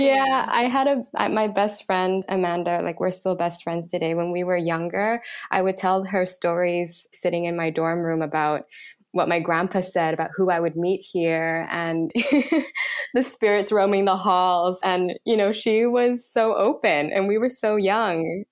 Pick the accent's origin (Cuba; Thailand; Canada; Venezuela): Thailand; growing up in Thailand